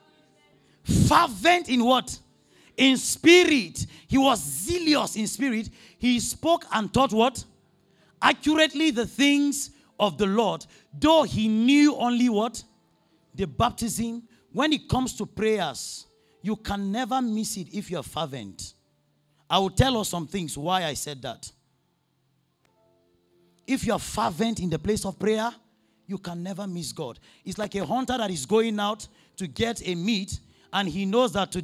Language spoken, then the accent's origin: English; Nigeria; I'm from Nigeria